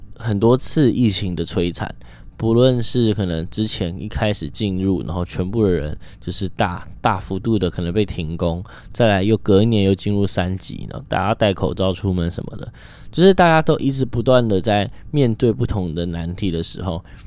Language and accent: Chinese; Taiwan; first language Mandarin Chinese; 我们就是没有办法完全的割舍掉我们就是台湾人的事实